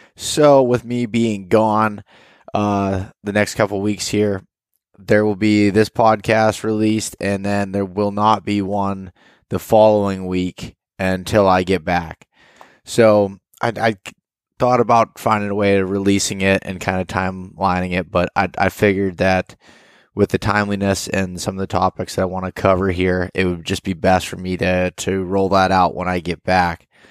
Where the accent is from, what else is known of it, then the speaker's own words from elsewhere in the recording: Pennsylvania, United States; I'm from Pennsylvania